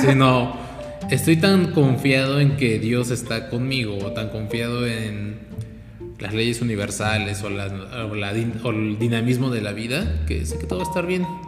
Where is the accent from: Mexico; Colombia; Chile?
Mexico; Nosotros como mexicanos